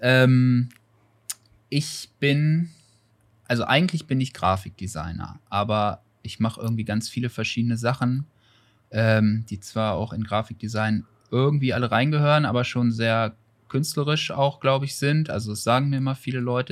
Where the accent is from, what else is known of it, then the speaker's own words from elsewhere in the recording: Bad Nenndorf, Lower Saxony, Germany; moved away as an adult; now in Hanover, Germany; ich komme nicht direkt aus Hannover, ich komme aus Bad Nendorf, das ist so dreißig Kilometer von Hannover entfernt, ein Kurort